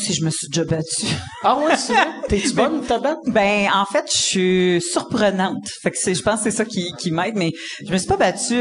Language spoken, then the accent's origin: French; Abitibi, Quebec, Canada; moved away; also born or lived in Montreal; je suis née en Abitibi, puis après ça, on a bougé à Québec, puis après ça, à Montréal